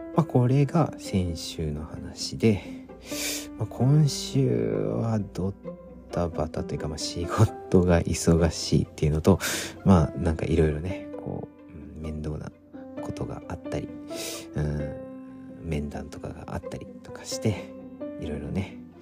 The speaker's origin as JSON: {"language": "Japanese", "region": "Kanto", "country": "Japan", "tie": "born or raised there", "said": "僕はもともとずっと関東に生まれ育ち、現在に至る"}